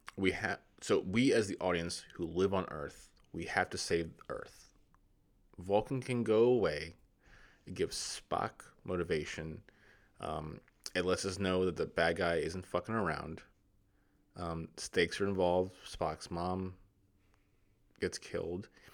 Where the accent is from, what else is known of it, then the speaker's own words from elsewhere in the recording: United States; I'm not an English, I'm American.